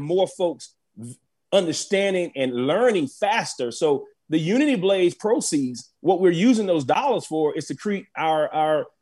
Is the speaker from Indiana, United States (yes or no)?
no; South Carolina, United States; I want to give a huge shout out to my home state, which is South Carolina. I was born and raised in South Carolina